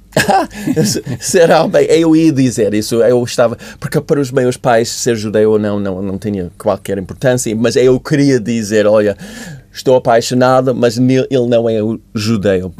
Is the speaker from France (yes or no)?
no; United States; Portuguese is a second language; moved away as an adult; also born or lived in Africa; now in Portugal; eu sou dos Estados Unidos